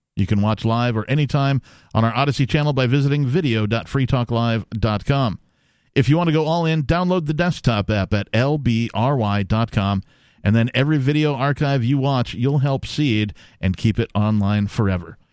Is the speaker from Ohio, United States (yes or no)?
no; Wisconsin, United States; I am from Wisconsin